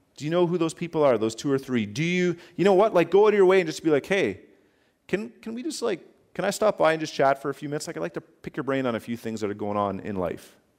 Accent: Canada; I'm a Canadian citizen.

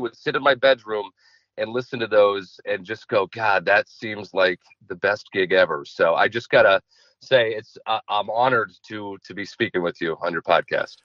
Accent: Chaska, Minnesota, United States; I grew up in Chaska

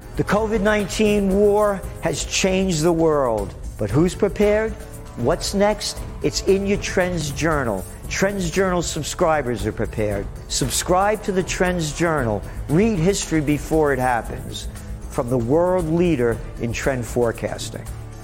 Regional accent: New York City, New York, United States; I'm an American, born to be free, a Napolitano, born in the Bronx

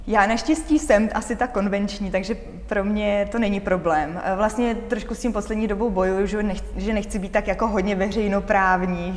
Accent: Czechia; když se mě někdo zeptá, odkud si, já řeknu z České republiky

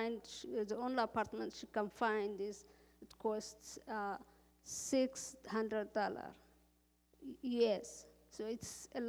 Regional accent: Cuba; now in Iowa, United States; I came here. I came from Cuba direct to Iowa, so I was looking for church.

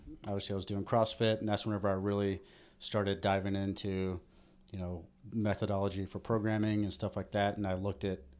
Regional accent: Alabama, United States; So originally I grew up in Alabama.

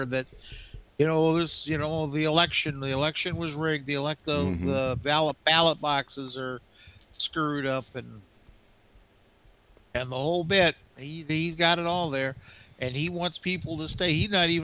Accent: Minnesota, United States; my home state of Minnesota

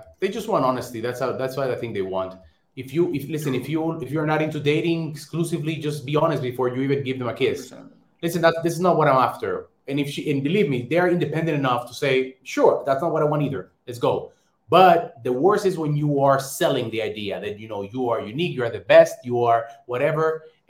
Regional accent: Warsaw, Masovian Voivodeship, Poland; I'm going to be a little biased because Warsaw is my hometown, my first place I went to in Poland, and I love it.

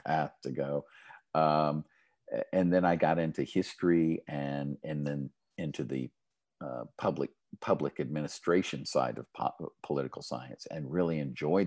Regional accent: Midland, Texas, United States; I grew up in Midland

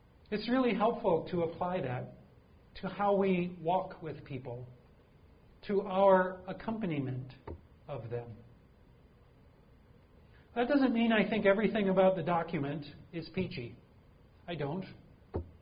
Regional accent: Green Bay, Wisconsin, United States; also born or lived in Michigan; now in St. Louis, United States; I know we don't get a lot of snow here in St. Louis, but I grew up in Green Bay.

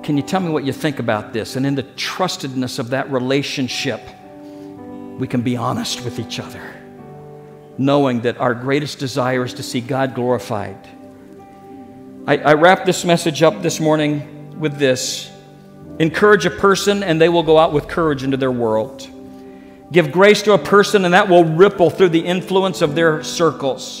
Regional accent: Springfield, Missouri, United States; the church that I grew up with in Springfield, Missouri

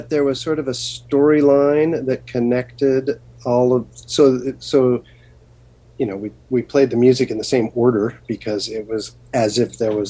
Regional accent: Garden Grove, California, United States; I grew up in Garden Grove, California, which is the heart of Orange County, California, about 2 miles from Disneyland.

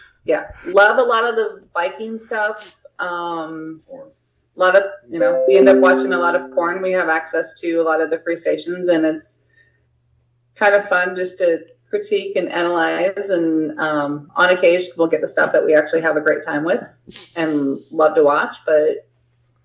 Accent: California, United States; also born or lived in North Carolina; now in Florida, United States; growing up in California

